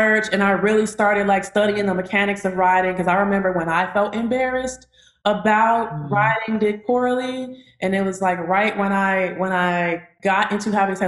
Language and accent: English; Chicago, Illinois, United States; now in Atlanta, United States; I'm from Chicago, Illinois. I now reside in Atlanta, Georgia